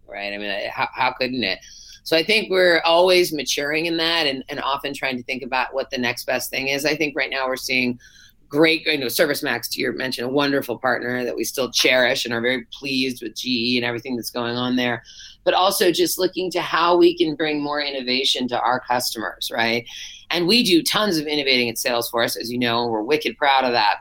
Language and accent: English; Berkeley, California, United States; I grew up in Berkeley, so just across the bay